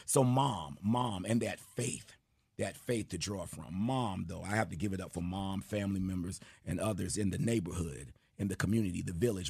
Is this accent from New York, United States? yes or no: yes; New York City, New York, United States; growing up in Jamaica, New York, every Friday we had an assembly